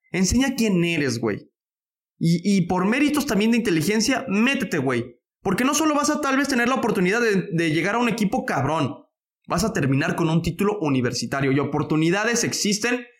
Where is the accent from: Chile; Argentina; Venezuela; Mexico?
Mexico; Como mexicano